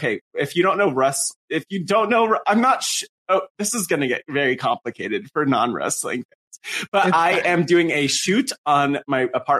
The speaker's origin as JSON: {"language": "English", "region": "New Jersey", "country": "United States", "tie": "born or raised there", "said": "growing up in the North Jersey wrestling scene in the mid to early 2000s"}